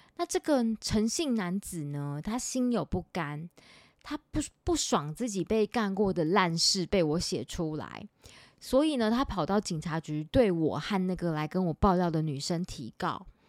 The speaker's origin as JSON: {"language": "Chinese", "region": "Taipei", "country": "Taiwan", "said": "因为我是台北人"}